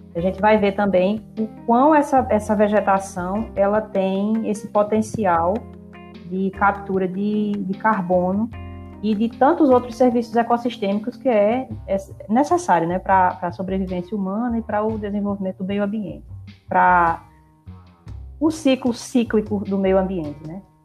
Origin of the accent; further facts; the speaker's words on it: Brazilian semi-arid, Northeast Brazil, Brazil; o semiárido é a minha casa. É onde eu nasci, é onde eu cresci